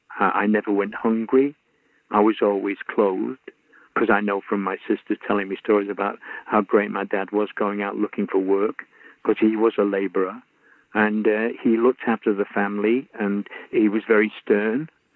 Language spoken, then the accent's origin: English; Salford, North West England, United Kingdom; But Graham and I came from Salford.